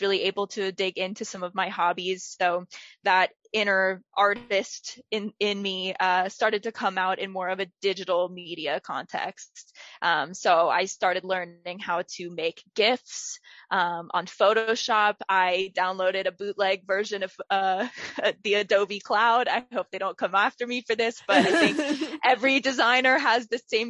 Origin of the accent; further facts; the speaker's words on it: Villanova, Pennsylvania, United States; I grew up in Villanova, Pennsylvania. I went to Radnor Township School District my whole life, K through 12